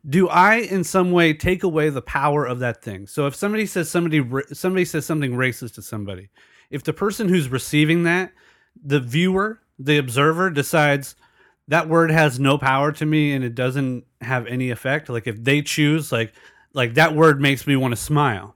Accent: El Cajon, California, United States; I grew up in El Cajon, which is predominantly white.

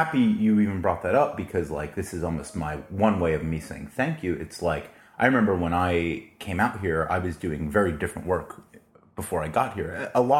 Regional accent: Florida, United States; moved away as an adult; also born or lived in New York; now in San Diego, United States; So we moved to Florida. And so I mainly grew up, like, after the age of 5 in Florida. Went to college in Florida as well, University of Florida

